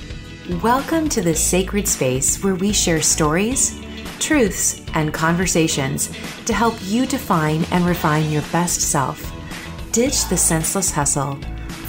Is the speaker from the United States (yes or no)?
yes; Minnesota, United States; live in Minneapolis, Minnesota. Yep, my home state